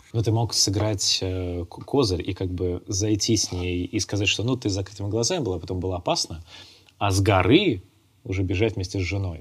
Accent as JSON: {"language": "Russian", "town": "Ivanovo", "region": "Ivanovo Oblast", "country": "Russia", "tie": "born or raised there", "moved": "yes", "said": "я родился в Иваново"}